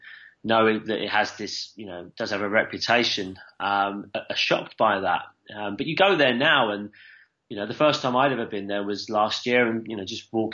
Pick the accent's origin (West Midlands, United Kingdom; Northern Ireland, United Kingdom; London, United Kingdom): London, United Kingdom; moved away as an adult; I'm born and bred in London. Lived there, you know, for most of my life until about 8 years ago. And I go back, and, you know, I'm from Southeast London.